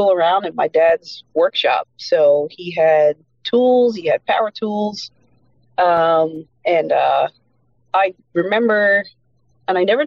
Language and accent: English; Exeter, Pennsylvania, United States; moved away as an adult; also born or lived in Reading, Pennsylvania; now in Maryland, United States; We moved to Exeter, Pennsylvania. That's where I was raised. That's where I grew up.